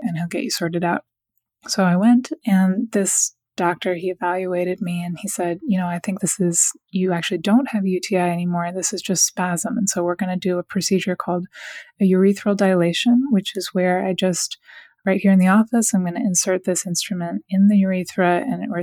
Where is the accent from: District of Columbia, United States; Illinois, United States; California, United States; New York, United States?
District of Columbia, United States; Washington; moved away; I'm from Washington, D.C., and I'm actually living back in Washington now. I lived away for a long time, but I just moved back.